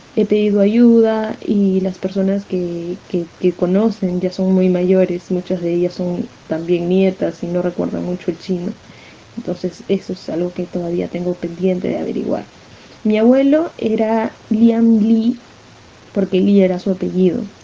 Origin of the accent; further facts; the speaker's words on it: Peru; soy peruana 100%. O sea, por haber nacido aquí